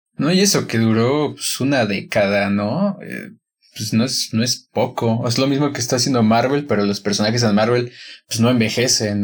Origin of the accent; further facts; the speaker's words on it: Guanajuato, Mexico; la primera película que vi en un cine aquí en Guanajuato fue en un cine de mi pueblo